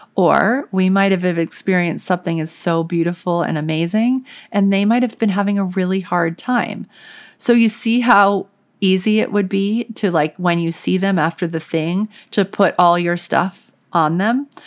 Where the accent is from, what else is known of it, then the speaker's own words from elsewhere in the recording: New Orleans, Louisiana, United States; I grew up in New Orleans, and so it was, like, the South